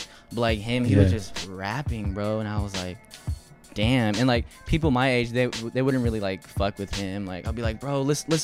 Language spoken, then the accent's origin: English; California, United States; You know, growing up in the Bay, you figure out all the other Bay Area rappers.